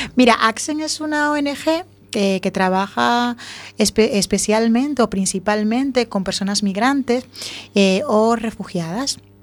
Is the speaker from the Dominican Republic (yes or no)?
yes; Dominican Republic; now in A Coruña, Spain; Yo nací en República Dominicana hace muchos años